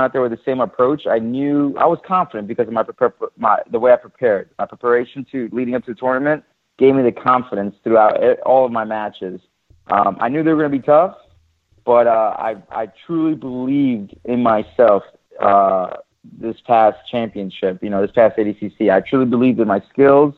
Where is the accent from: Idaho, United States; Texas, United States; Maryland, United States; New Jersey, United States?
New Jersey, United States; we're both from New Jersey, from the East Coast